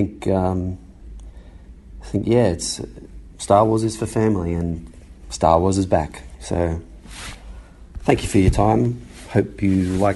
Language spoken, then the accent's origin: English; Australia; growing up in Australia